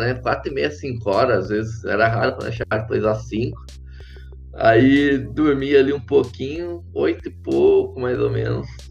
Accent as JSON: {"language": "Portuguese", "town": "Caconde", "region": "São Paulo", "country": "Brazil", "tie": "born or raised there", "moved": "yes", "lives_now": "Florianópolis, Brazil", "said": "eu sou natural de Caconde, cidadezinha no interior de São Paulo"}